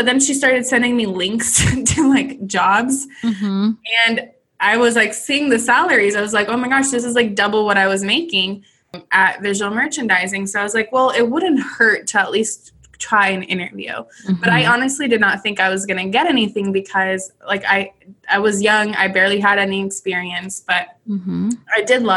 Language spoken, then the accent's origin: English; Southern California, United States; moved away as an adult; this would be $1 million house from my hometown.